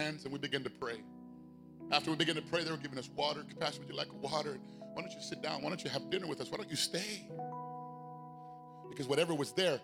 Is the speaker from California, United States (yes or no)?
no; Phoenix, Arizona, United States; I'm from South Phoenix. And we don't back down from anything.